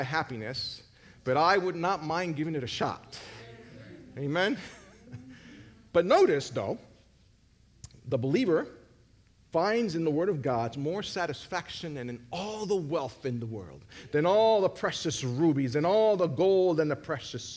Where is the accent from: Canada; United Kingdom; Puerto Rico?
Puerto Rico; I'm from Puerto Rico.